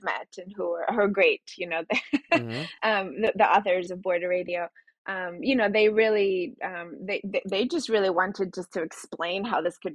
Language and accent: English; Mexico City, Mexico; first language Spanish; English is a second language; moved away; Spanish is my first language. I went to elementary school in Mexico City